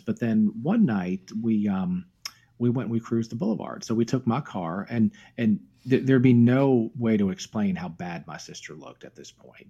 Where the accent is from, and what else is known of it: Myrtle Beach, South Carolina, United States; born or raised there; moved away